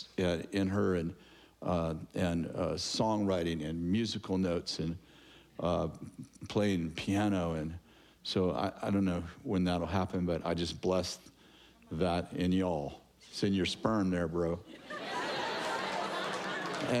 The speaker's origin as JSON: {"language": "English", "town": "Sunnyvale", "region": "California", "country": "United States", "tie": "born or raised there", "also_born_or_lived": "Lewiston, California", "moved": "as an adult", "said": "We were born and raised in Sunnyvale, San Jose area"}